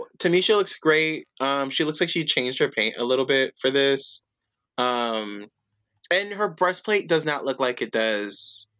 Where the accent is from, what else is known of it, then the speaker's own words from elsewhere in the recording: Chicago, Illinois, United States; People, they're like, because bitch, I'm from Chicago.